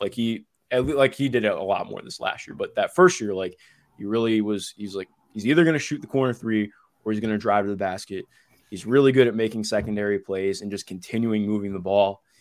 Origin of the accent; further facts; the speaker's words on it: Ohio, United States; I'm from Ohio